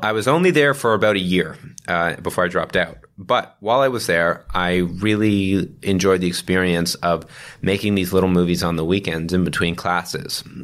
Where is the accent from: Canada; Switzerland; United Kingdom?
Canada; Toronto, Ontario; we both grew up in, uh, in Toronto, um, uh, born and raised